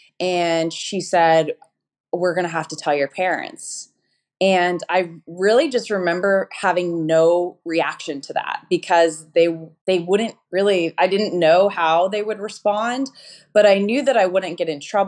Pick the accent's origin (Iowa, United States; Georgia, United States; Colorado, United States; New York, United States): Colorado, United States; Denver; moved away as an adult; also born or lived in Atlanta; now in Orange County, United States; I am actually a Colorado native. So okay. I grew up in Denver, Colorado, like a suburb of Denver called Centennial or Aurora